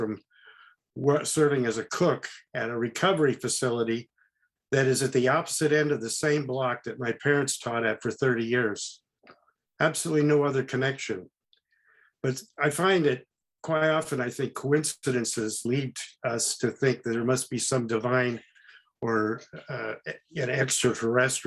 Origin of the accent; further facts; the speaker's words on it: Oakland, California, United States; also born or lived in Marin County area, California; I was born in Oakland, which is nearby.